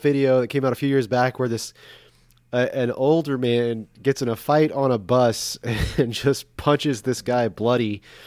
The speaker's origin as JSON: {"language": "English", "town": "Corpus Christi", "region": "Texas", "country": "United States", "tie": "born or raised there", "said": "growing up in Corpus"}